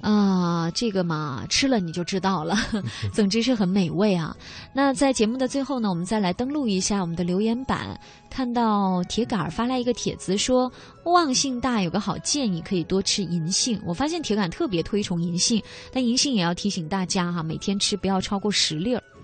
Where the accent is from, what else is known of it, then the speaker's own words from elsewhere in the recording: Guangxi, China; 我是广西人